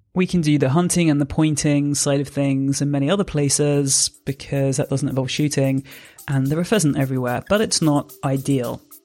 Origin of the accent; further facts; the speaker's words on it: Jersey; I'm from Jersey originally, so I grew up here